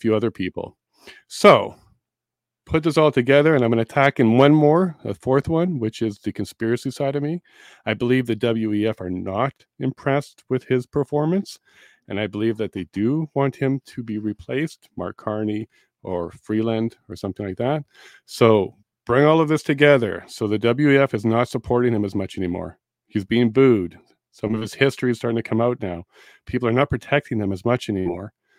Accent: Winnipeg, Manitoba, Canada; also born or lived in Toronto / Eastern Ontario; now in Alberta, Canada; I grew up in Winnipeg for about ten years

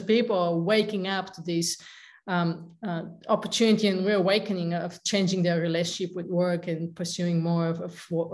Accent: Bulgaria; moved away as an adult; also born or lived in San Diego / Lake Tahoe; now in United States; I'm originally from Bulgaria, and I came to the States in pursuit of the American dream

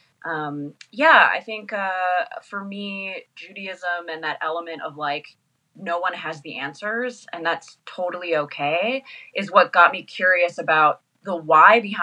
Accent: Danville, California, United States; moved away as an adult; now in Los Angeles, United States; I grew up in the East Bay, in Danville.

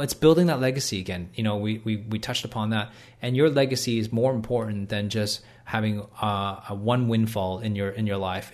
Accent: Canada; moved away as an adult; now in Australia; I live in Canada. When I, when I was born in Canada

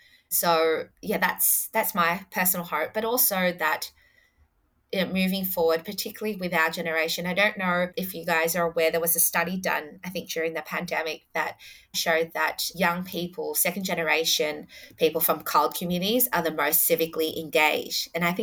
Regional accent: Adelaide, South Australia, Australia; So I was born in Adelaide. Mm. So I wasn't born in the local area in Fowler.

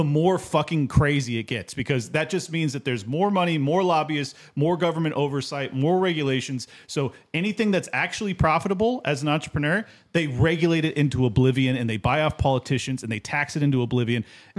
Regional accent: San Diego, California, United States; I was from San Diego. That's where it came from.

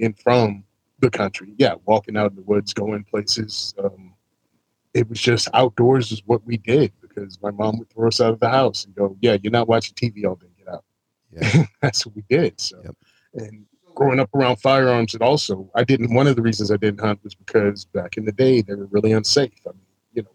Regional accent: Southern Virginia, United States; I grew up in Southern Virginia

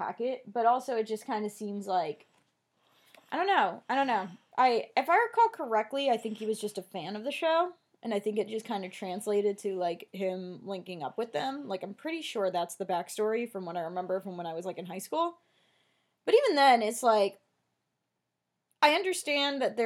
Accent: New Jersey, United States; I'm from Jersey.

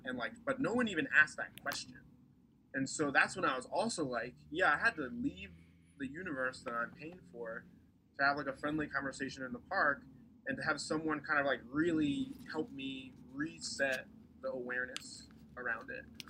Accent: East Coast, United States; moved away as an adult; now in Portland, United States; I am from the East Coast, so like came out here for school

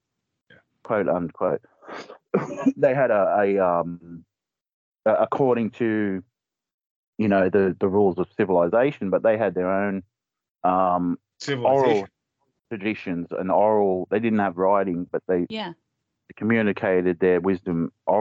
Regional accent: Australia; I'm Australian

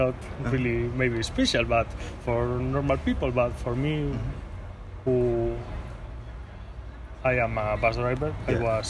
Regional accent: Bilbao, Basque Country, Spain; English is a second language; I am from Bilbao

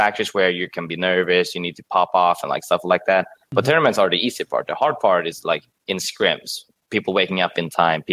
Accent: Sweden; English is a second language; moved away as an adult; now in Bangkok, Thailand; I was born and raised in Sweden, right? But both my parents are Thai

